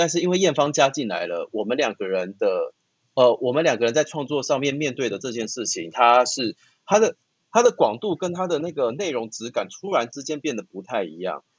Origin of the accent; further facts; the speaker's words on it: Taiwan; 那或许身为台湾人，身为亚洲人，身为在这样子的环境成长的这些